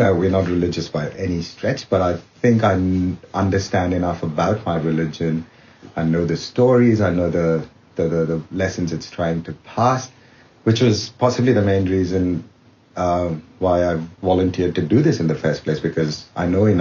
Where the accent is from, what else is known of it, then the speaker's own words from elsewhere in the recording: India; moved away as an adult; now in Australia; I'm Indian and I guess Hindu by birth.